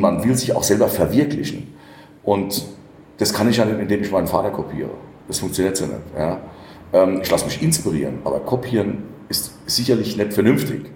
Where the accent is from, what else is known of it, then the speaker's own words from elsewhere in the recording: Rhineland-Palatinate, Germany; ich bin Pfälzer